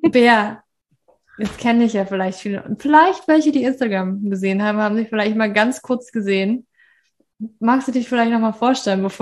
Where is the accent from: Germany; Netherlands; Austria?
Germany; Berlin; born there; ich bin eigentlich nicht in Berlin aufgewachsen. Ich bin nicht aus Berlin. Ich bin in Berlin geboren.